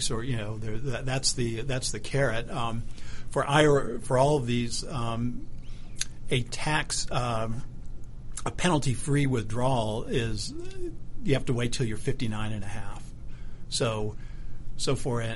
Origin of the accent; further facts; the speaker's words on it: Huntsville, Alabama, United States; moved away as an adult; also born or lived in New York City; I grew up in Alabama. Grew up in Huntsville, Alabama